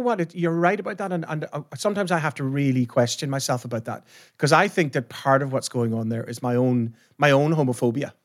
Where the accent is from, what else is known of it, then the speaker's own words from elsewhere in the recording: Ireland; I'm from Ireland.